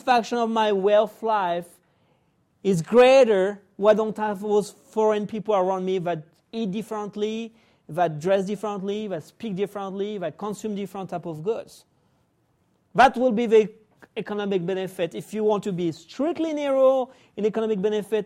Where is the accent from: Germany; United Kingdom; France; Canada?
France; also born or lived in Spain (ancestry); now in United States; I was born in France. My family is Spanish. I came to the U.S.